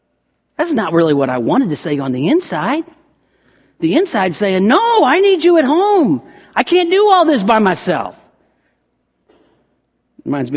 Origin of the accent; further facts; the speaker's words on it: the South, United States; growing up in the South